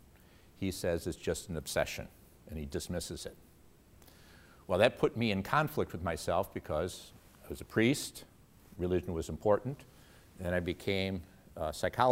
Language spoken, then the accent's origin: English; Detroit, Michigan, United States; my roots are here. I'm an East Sider. I grew up in the Detroit area